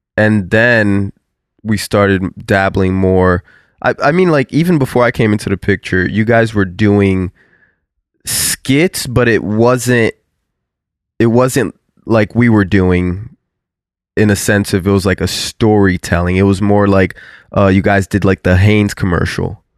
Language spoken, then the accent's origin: English; South Florida, United States; we're from South Florida